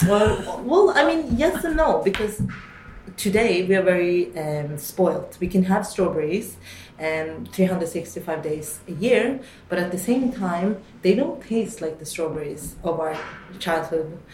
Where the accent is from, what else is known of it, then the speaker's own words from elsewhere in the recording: Oslo, Norway; also born or lived in London, United Kingdom; I grew up in Oslo, um, majority of the time, um, specifically a little bit outside uh, for the first 14 years